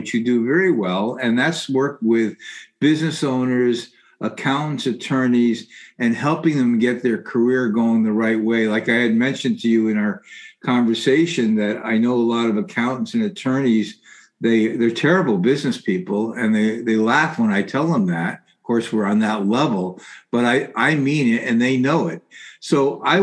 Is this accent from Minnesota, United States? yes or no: no; New Haven, Connecticut, United States; I'm from the Haven area, fourth to fifth generation.